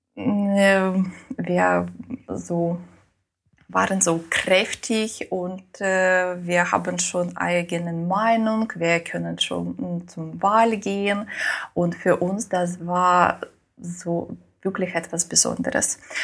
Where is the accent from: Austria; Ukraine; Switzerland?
Ukraine; first language Russian; German is a second language; moved away; also born or lived in Moscow, Russia; Muttersprache war Russisch. aber in der Schule habe ich auf Ukrainisch äh, gelernt